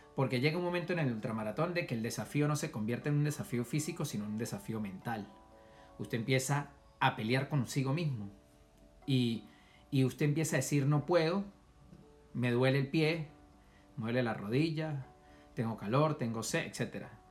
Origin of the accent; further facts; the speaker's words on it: Venezuela; moved away as an adult; now in United States; cuando yo salí de Venezuela